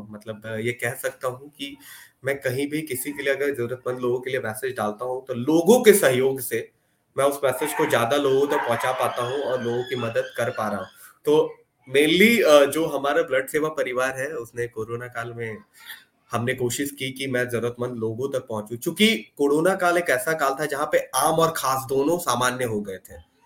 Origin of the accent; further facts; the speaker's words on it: Patna, Bihar, India; मैं पटना से हूँ